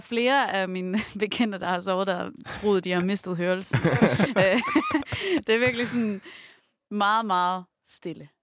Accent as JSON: {"language": "Danish", "town": "Romalt", "region": "Central Denmark Region", "country": "Denmark", "tie": "born or raised there", "said": "Faktisk er jeg vokset op uden for Rumalt"}